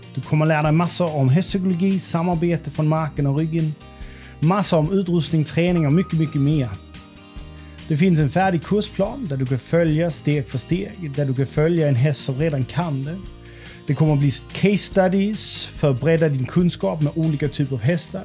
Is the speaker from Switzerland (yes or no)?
no; Denmark; now in Sweden; jag kommer från Danmark